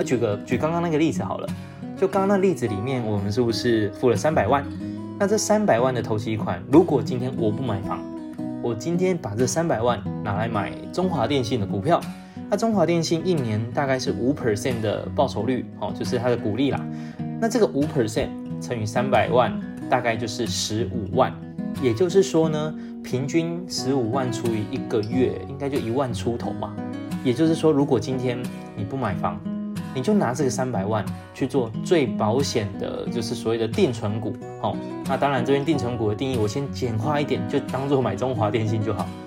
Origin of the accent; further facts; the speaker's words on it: Taiwan; 我们台湾人